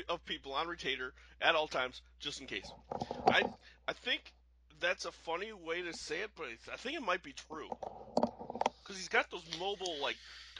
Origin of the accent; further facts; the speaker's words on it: Omaha, Nebraska, United States; I grew up in Omaha, and there's a major Air Force base that, at least during the 80s, was in charge of all the nuclear missiles.